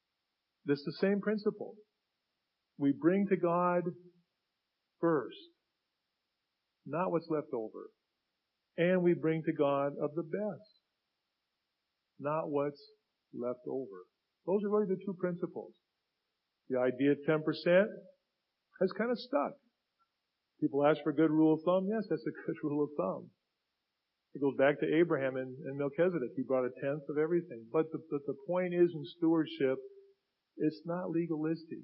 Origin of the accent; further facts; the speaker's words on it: United States; I grew up in Finney Ridge area, okay? Where I still live.